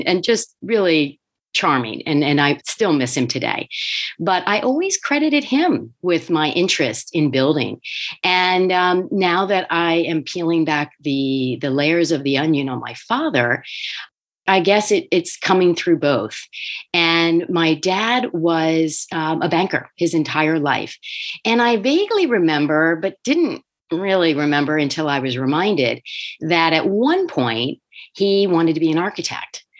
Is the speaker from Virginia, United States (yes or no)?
no; Wilmington, Delaware, United States; I grew up in Wilmington, Delaware